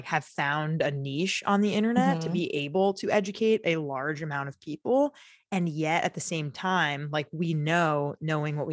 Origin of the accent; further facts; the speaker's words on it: Long Island, New York, United States; We're both from Long Island. I'm sure, you know, we grew up a couple years apart in middle school